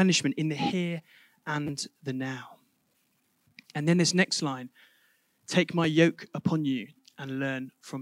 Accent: Reading, South East England, United Kingdom; moved away; my hometown of Reading

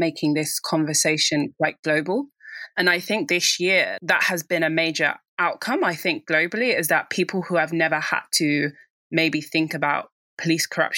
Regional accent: Nigeria; being a Nigerian myself

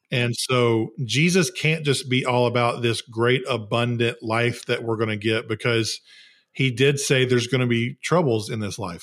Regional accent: the South, United States; I'm from the South

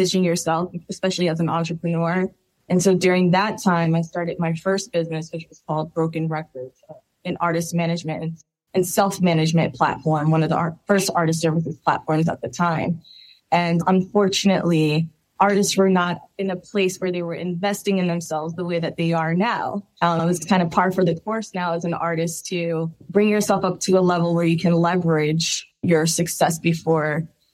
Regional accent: New Jersey, United States; moved away as an adult; now in Los Angeles, United States; I'm originally from New Jersey, and I was relocated to LA about 5 years ago now

